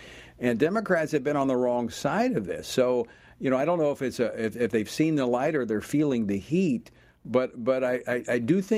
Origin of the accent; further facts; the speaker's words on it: Louisiana, United States; like my home state of Louisiana